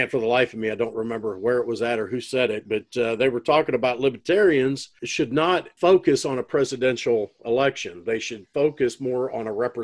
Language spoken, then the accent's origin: English; Illinois, United States; I'm from Illinois